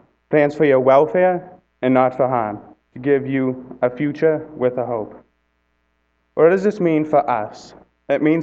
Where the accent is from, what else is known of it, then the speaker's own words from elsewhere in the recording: Boston, Massachusetts, United States; also born or lived in Brockton, Massachusetts / Weymouth, Massachusetts; I was born in Boston.